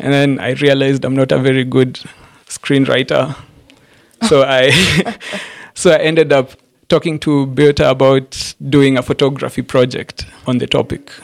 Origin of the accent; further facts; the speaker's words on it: Embu, Embu County, Kenya; moved away as an adult; now in Nairobi, Kenya; I grew up, I was born and raised in Embu, Embu County